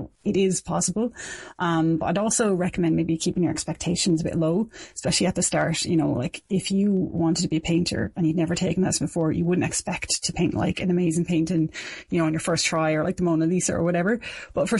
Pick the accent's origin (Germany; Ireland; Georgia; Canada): Ireland; Dublin, Leinster; moved away as an adult; also born or lived in South Kilkenny; now in Kilkenny, Ireland; I'm from Dublin originally, but I've been living in South Kilkenny for 7 years now.